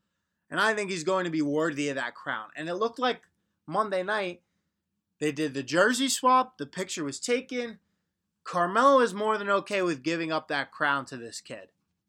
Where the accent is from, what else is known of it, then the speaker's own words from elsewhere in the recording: Long Island, New York, United States; also born or lived in Syracuse; I'm from Long Island. You know, grew up around a lot of Knicks fans.